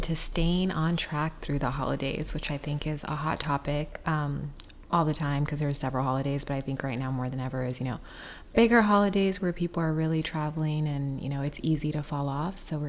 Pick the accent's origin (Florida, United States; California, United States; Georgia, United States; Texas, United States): Texas, United States; South; obviously we're from South Texas. So tamales growing up was a huge thing.